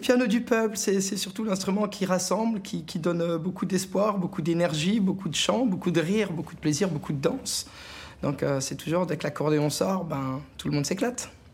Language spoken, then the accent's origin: French; Alsatian village, Grand Est, France; mes enfants, bah, ils peuvent grandir là où j'ai grandi. Ils sont dans les mêmes champs, dans les vignes, voilà, dans les mêmes rues